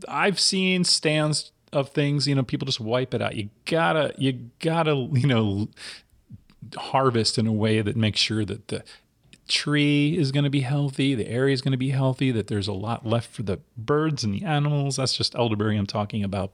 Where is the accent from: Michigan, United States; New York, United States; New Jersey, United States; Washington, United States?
New Jersey, United States; moved away; in the East Coast growing up in New Jersey